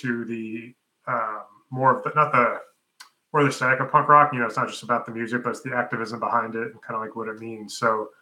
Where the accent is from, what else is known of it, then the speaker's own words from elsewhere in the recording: New York, United States; also born or lived in Pennsylvania; now in Texas, United States; I grew up in New York, and then I live in Texas now